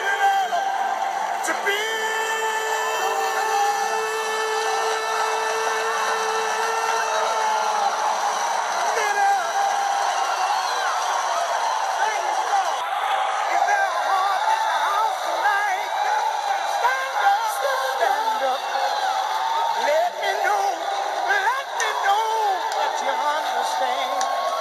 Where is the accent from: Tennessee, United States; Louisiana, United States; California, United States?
Tennessee, United States; Ripley; I'm a Ripley guy. You know what I'm saying? I'm from Ripley